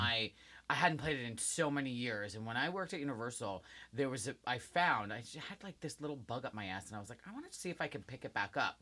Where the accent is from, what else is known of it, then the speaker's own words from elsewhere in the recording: New Jersey, United States; I'm from Jersey